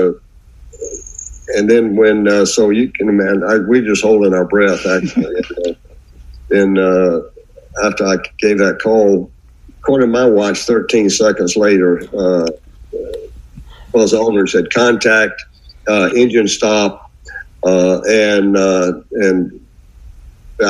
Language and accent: English; South Carolina, United States; I grew up in South Carolina